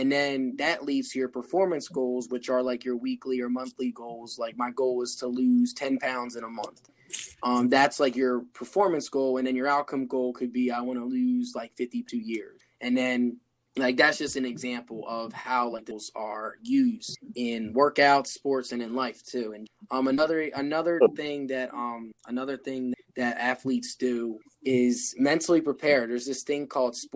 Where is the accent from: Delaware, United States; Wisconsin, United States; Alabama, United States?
Delaware, United States; Wilmington; I'm from Wilmington, Delaware